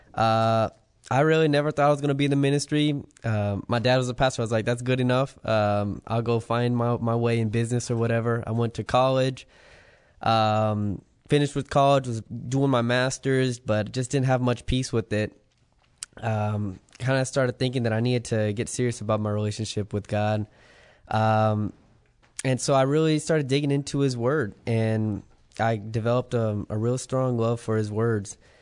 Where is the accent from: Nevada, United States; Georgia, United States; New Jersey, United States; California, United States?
Nevada, United States; Las Vegas; moved away; I'm actually from Las Vegas, Nevada.